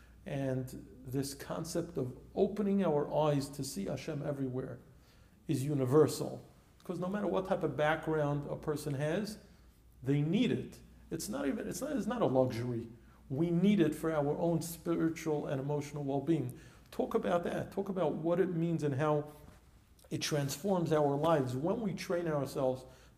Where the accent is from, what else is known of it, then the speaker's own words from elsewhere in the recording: New York City, New York, United States; I grew up on East 10th Street and Kings Highway. And Kings Highway and Avenue R